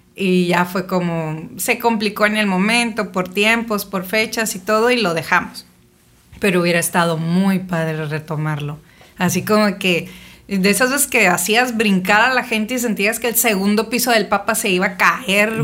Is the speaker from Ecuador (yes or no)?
no; Navojoa, Sonora, Mexico; now in Ensenada, Mexico; nací en Sonora, en Navojoa. Mis papás se conocieron en Álamos, pero hicieron vida en, en Navojoa.